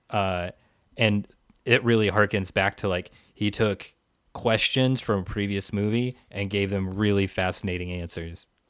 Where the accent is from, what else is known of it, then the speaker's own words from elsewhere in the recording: Pacific Northwest, United States; I was growing up in the Pacific Northwest